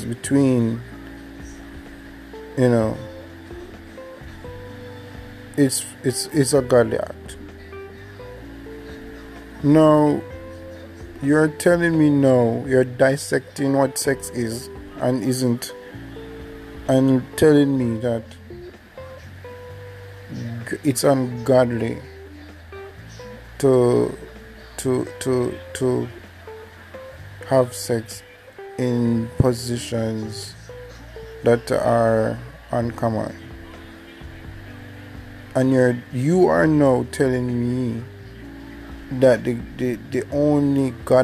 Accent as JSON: {"language": "English", "country": "Jamaica", "accent": "Jamaican", "said": "I'm Jamaican, so my accent will show."}